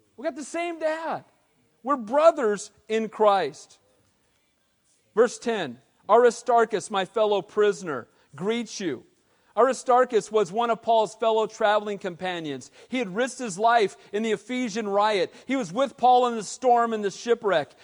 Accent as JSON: {"language": "English", "town": "Costa Mesa", "region": "California", "country": "United States", "tie": "born or raised there", "said": "I was a little kid growing up in Calvary Costa Mesa."}